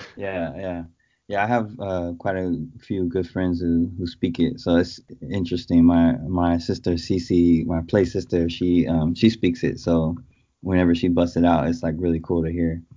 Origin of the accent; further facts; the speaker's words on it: Oakland, California, United States; also born or lived in San Francisco / Berkeley / Brooklyn, New York; artist, father, husband from Oakland, California, born and raised in the Bay Area.